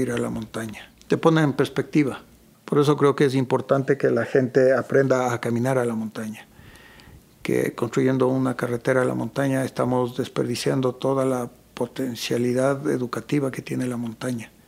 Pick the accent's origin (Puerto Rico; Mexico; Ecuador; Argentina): Ecuador; yo muchas veces escribo como ecuatoriano, como se habla aquí